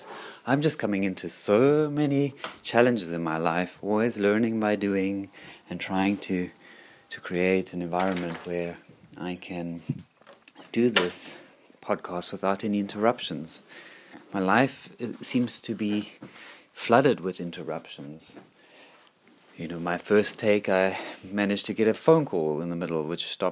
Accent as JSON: {"language": "English", "country": "South Africa", "tie": "born or raised there", "said": "I was brought up in South Africa"}